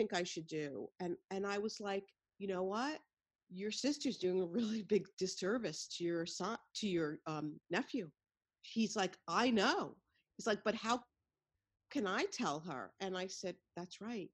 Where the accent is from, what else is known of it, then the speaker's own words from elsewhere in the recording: New York City, New York, United States; I'm a white Jewish woman from Brooklyn